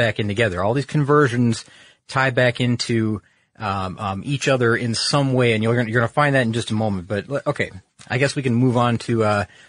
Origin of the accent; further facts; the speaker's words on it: Michigan, United States; I'm from Michigan